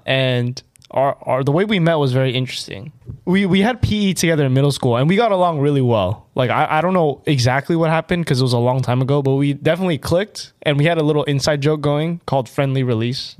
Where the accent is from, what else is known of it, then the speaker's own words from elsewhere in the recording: United States; I am an American